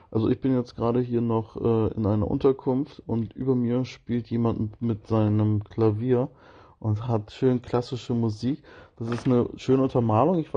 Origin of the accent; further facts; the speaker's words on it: Northern Germany, Germany; Dann denkt man sich so als, als Norddeutscher, wenn man da langläuft mit so einem ausfriesischen Charme, ähm, so, ja, wieso haben die hier keine Gummistiefel an?